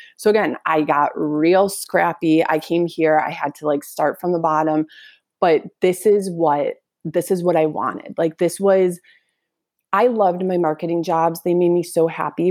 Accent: Northbrook, Illinois, United States; I grew up in Northbrook

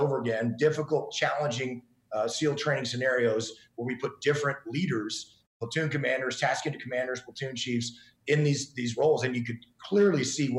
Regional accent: East Texas, United States; moved away as an adult; I grew up in East Texas

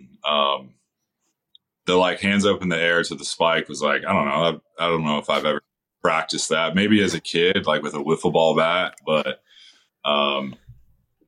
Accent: Northern California, United States; growing up in Northern California

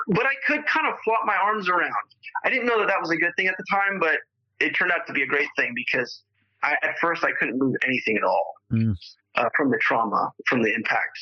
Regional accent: Los Angeles, California, United States; also born or lived in Spokane, Washington; So I moved back to LA when I was five with her and my sister, who was eight years old at the time. And so I grew up in the San Fernando Valley

